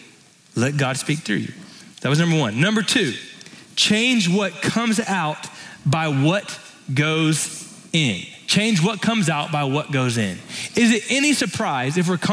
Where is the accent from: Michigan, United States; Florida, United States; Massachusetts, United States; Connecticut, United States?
Florida, United States; now in Texas, United States; growing up in Florida